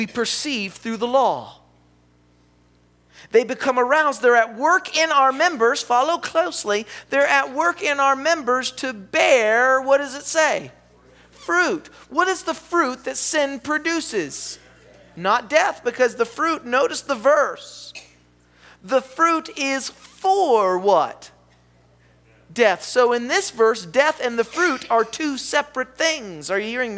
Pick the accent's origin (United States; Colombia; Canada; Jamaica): United States; the South; I'm from the South. Do you know what that means? I live in the Bible Belt.